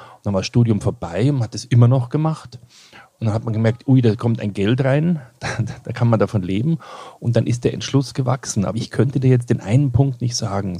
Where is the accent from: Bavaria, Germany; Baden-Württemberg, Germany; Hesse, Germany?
Bavaria, Germany; Kirchseeon; also born or lived in Ebersberg; ich bin in Kirchseeon aufgewachsen und Ebersberg